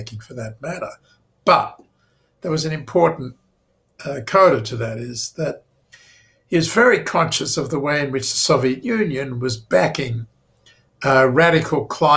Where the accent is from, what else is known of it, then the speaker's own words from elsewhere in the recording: Australia; moved away; as an Australian student in Jerusalem back in 1973